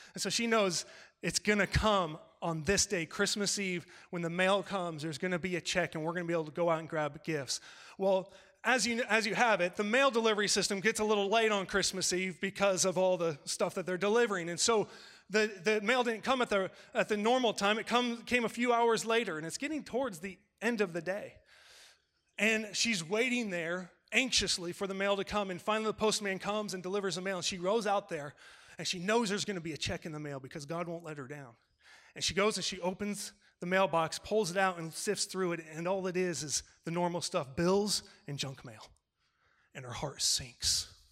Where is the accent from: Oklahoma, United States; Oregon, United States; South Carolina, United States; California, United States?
California, United States; I'm from California